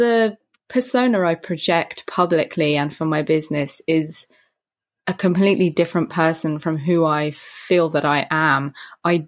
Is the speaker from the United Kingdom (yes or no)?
yes; Brighton, South East England, United Kingdom; now in London, United Kingdom; Born in London. My dad is a Londoner, a Cockney Londoner. So you get the pure Dick Van Dyke experience with my dad. Well, in America, I reckon that's what it would be. In the UK, he's like EastEnders type, Danny Dyer type of a dad. And I was raised on the South Coast in a town called Brighton